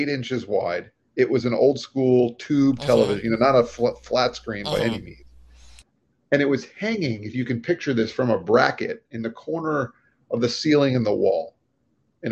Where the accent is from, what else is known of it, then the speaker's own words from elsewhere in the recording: Florida, United States; moved away as an adult; also born or lived in New York; we're from Florida